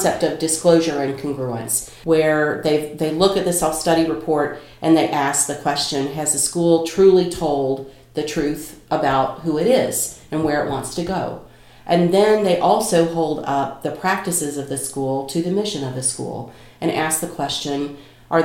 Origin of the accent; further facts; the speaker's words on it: North Carolina, United States; accent: Kentucky twang; also born or lived in Kentucky; now in Chicago, United States; I was raised in North Carolina